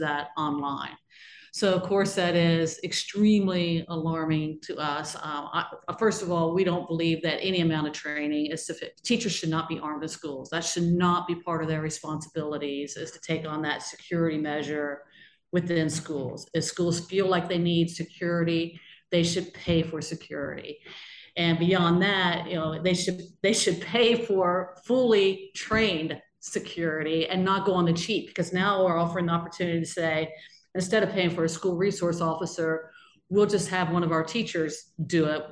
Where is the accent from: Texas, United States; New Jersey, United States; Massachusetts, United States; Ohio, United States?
Ohio, United States; Georgetown; I'm actually from Brown County, Ohio, a small town called Georgetown in Brown County, Ohio, which is down almost on the Ohio River